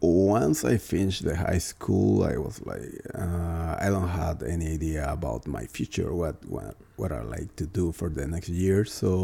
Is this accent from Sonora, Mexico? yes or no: no; Tijuana / Ensenada, Baja California, Mexico; English is a second language; also born or lived in Celaya, Guanajuato, Mexico; I'm originally from Guanajuato. I was born in Celaya, Guanajuato. I arrived to Tijuana when I was four years old with my parents.